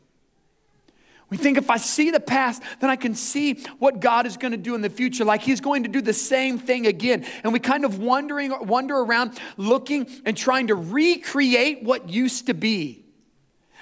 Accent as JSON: {"language": "English", "region": "Indiana", "country": "United States", "said": "we're the Hoosiers"}